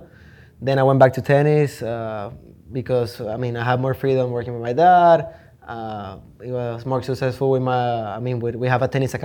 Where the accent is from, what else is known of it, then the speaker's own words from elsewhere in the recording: Valencia, Carabobo, Venezuela; moved away as an adult; now in United States; I'm originally from Valencia, Venezuela.